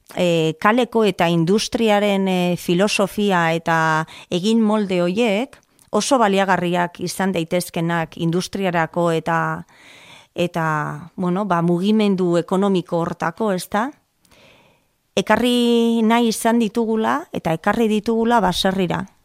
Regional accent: Basque Country, Spain; also born or lived in Salceda de Caselas, Pontevedra, Galicia; Abustun jaio nintzen, oporretan jaio nintzen, eta han jaio nintzen. Baina gurasok ordurako ja Euskal Herrian bizi zian, eta, eta hemen hementxe hazi

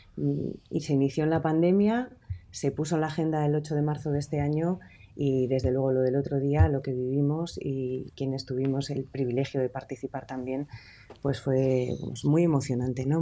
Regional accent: Durango, Basque Country, Spain; yo participé en las de mi pueblo, en las de Durango

